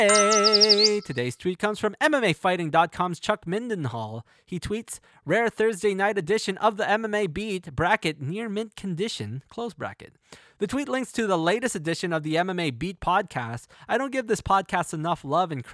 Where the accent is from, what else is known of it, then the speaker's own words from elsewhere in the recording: Canada; my home country of Canada